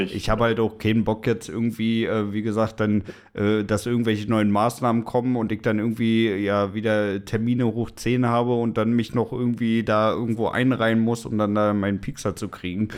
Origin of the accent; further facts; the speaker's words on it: Germany; wir als Deutsche